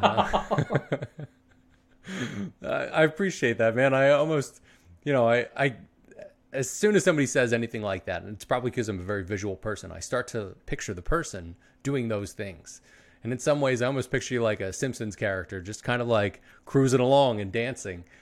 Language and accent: English; Philadelphia, Pennsylvania, United States; I was born in Philly